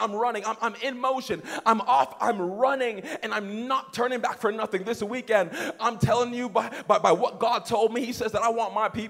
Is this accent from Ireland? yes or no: no; Canada; I'm Canadian